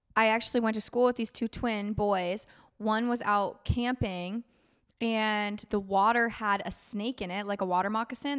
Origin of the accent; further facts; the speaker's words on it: Florida, United States; I grew up in Florida